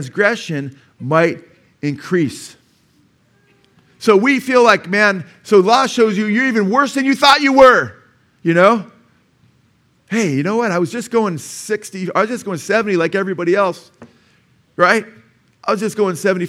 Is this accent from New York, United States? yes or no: no; Simi Valley, California, United States; I was born in Simi Valley, you know, at a doctor's office before they had the community hospital up there, Simi Valley Hospital.